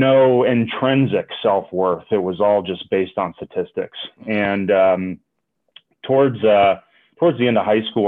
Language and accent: English; Atlanta, Georgia, United States; born or raised there; moved away as an adult; now in Denver, United States